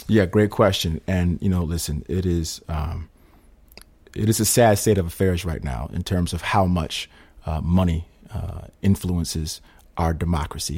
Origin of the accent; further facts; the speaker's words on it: Schenectady, New York, United States; I'm from Schenectady